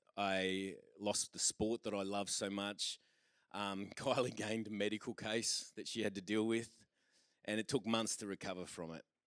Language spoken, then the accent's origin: English; Australia; We're Australian